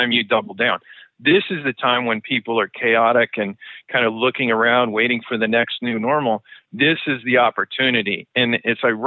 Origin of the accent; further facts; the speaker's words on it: Oregon, United States; I'm originally from Oregon